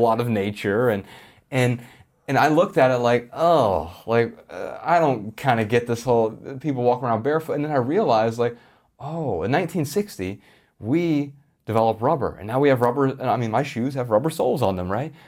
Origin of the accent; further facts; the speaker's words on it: Columbus, Ohio, United States; Growing up in Columbus, Ohio